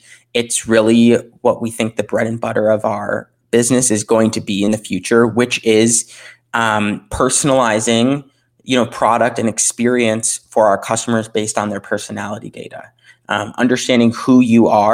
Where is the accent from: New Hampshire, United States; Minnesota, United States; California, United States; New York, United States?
Minnesota, United States; Minneapolis; my hometown of Minneapolis